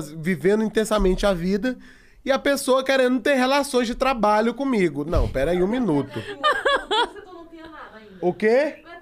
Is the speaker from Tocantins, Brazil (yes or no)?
yes; Tocantins, Brazil; Então, assim, eu vim, eu vim do Tocantins, ferrado, tendo, é, é, fazendo crediário para poder pagar minha camisa pro meu show de stand-up